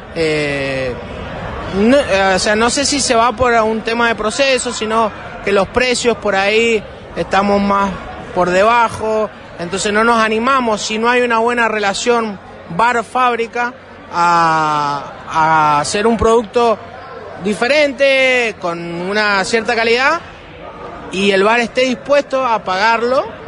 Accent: northern Mendoza, Argentina; nosotros somos del norte de Mendoza, en la valle. Tenemos fincas, viñedos eh, propios

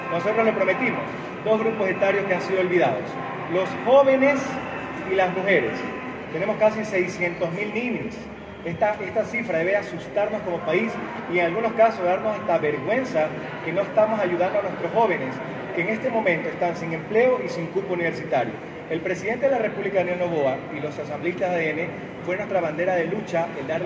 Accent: Ecuador; Esto es arrimar el hombro como ecuatorianos, porque ya sabemos que tenemos un país quebrado económicamente y roto socialmente.

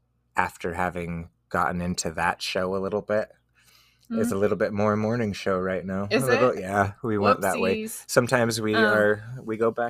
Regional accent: Utah, United States; We're from Utah.

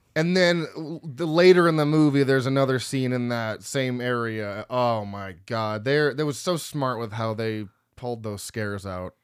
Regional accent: United States; I'm from America

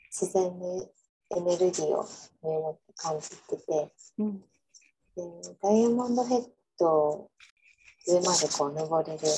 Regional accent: Oita, Japan; なんか多い私日本が大分出身なんですけ

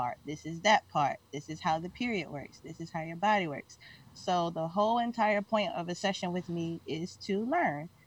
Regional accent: Mississippi, United States; I'm from Mississippi, but it ain't that normal down there.

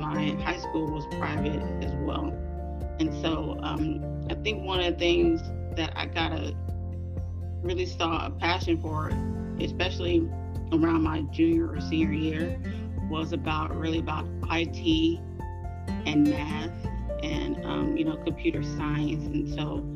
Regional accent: Inglewood, California, United States; I'm born and raised in Inglewood, California

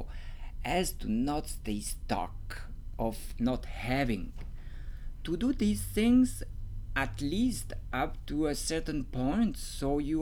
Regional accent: Romandy, Switzerland; accent: French; English is a second language; I have a French accent, and maybe it's not really like French you are used to, because I come from Switzerland, and in Switzerland we speak

